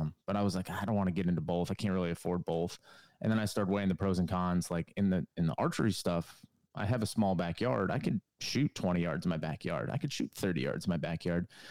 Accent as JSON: {"language": "English", "region": "Connecticut", "country": "United States", "tie": "born or raised there", "moved": "as an adult", "lives_now": "North Carolina, United States", "said": "I'm from New England, from Connecticut. Um, lived there for the majority or the beginning part of my life"}